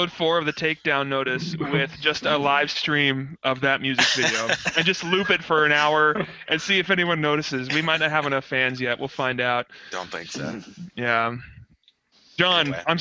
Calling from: Olathe, Kansas, United States; I'm joining you from Olathe, Kansas.

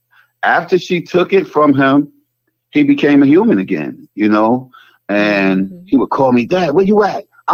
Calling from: North Carolina, United States; I'm calling from North Carolina.

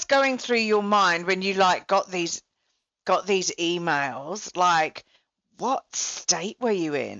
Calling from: Melbourne, Victoria, Australia; Well, and I'm talking from Melbourne, so like, Melbourne's the most locked down city in the world

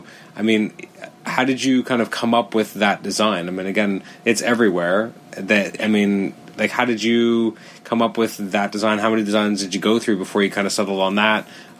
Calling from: Toronto, Ontario, Canada; It's funny, I'm actually recording from Toronto right now.

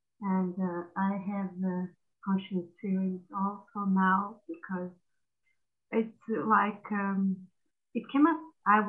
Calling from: Portugal

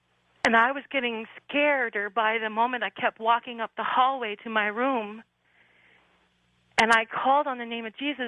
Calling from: Sacramento, California, United States; I'm calling from Sacramento.

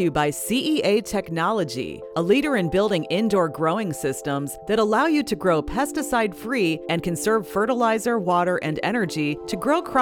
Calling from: Westland, South Holland, Netherlands; I'm I'm calling from the the, the Westland area the Westland area is the uh, yeah the, the, the home base for uh, for Ridder

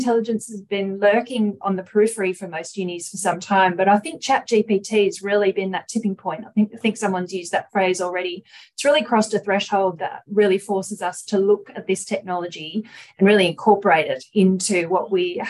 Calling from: Perth, Western Australia, Australia; I'm coming from Noongar country in Western Australia, Boorloo, a place many of you would know as Perth.

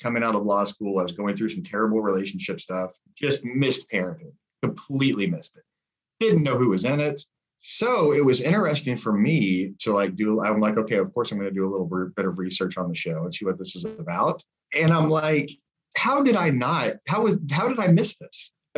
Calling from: Columbus, Ohio, United States; Columbus, Ohio.

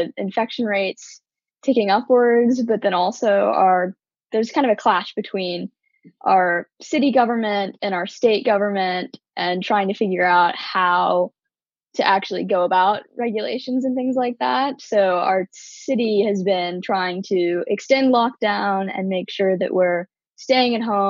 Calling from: Dallas, Texas, United States; I'm calling from Dallas, Texas.

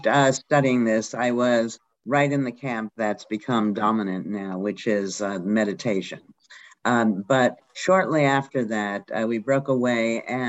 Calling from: Dartmouth, Massachusetts, United States; I'm in Dartmouth, Mass.

